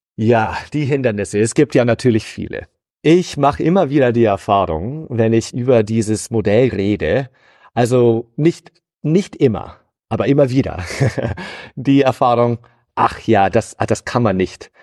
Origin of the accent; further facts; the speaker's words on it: United States; German is a second language; moved away as an adult; also born or lived in Hannover, Germany; now in Dortmund, Germany; Ich bin gebürtiger Amerikaner